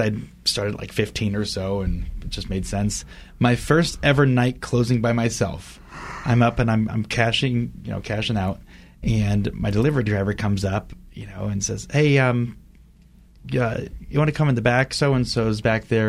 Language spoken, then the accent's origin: English; Fort Wayne, Indiana, United States; moved away; Fort Wayne, my hometown